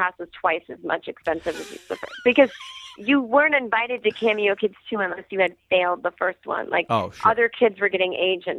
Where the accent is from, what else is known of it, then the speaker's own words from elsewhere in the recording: Needham, Massachusetts, United States; they filmed that movie in my hometown of Needham.